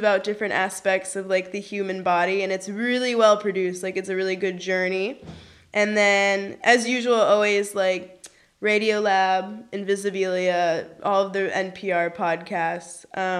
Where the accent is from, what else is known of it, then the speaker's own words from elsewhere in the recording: Berlin, Germany; English is a second language; where are you from? And I'm like, Berlin. A, they'd tell me my English is really good.